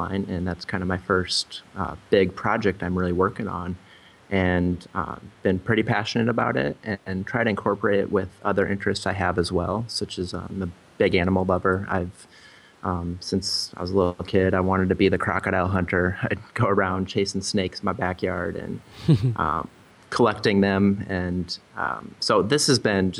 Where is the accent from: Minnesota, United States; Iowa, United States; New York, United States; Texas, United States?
Iowa, United States; I grew up actually in Iowa, small town Iowa, and always kind of wanted to get out, see the world, and go to different places